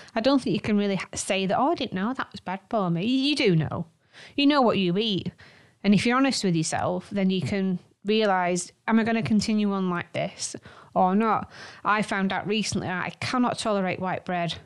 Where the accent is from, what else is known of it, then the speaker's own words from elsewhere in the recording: Manchester, North West England, United Kingdom; we are from Manchester